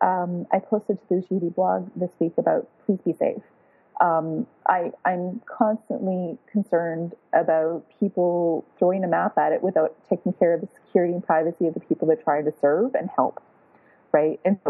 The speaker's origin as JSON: {"language": "English", "town": "Toronto", "region": "Ontario", "country": "Canada", "said": "I'm from Toronto, Canada"}